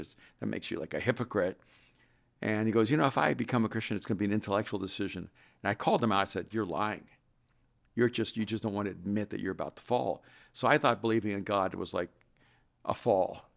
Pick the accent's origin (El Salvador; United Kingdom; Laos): El Salvador; English is a second language; moved away; I'm from El Salvador.